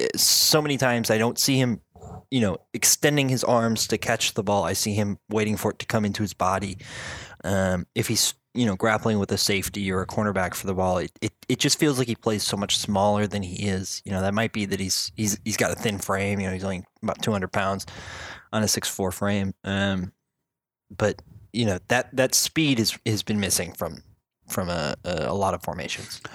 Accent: South Dakota, United States; now in Chicago, United States; I grew up in South Dakota in a town that has dreadful tap water.

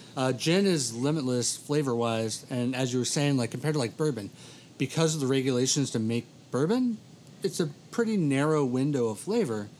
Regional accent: United States; as an American

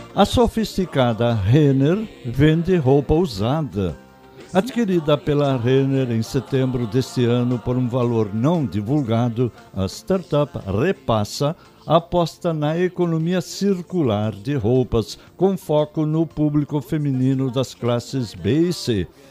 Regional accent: Linha Bonita, Rio Grande do Sul, Brazil; era lá na minha infância em Linha Bonita, Tesoura Chapada, Rio Grande do Sul

